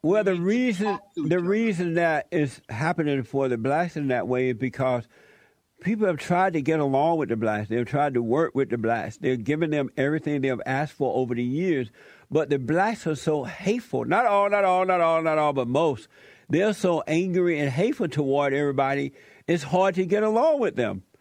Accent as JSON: {"language": "English", "region": "Alabama", "country": "United States", "tie": "born or raised there", "moved": "yes", "said": "I grew up in Alabama. I grew up on a plantation"}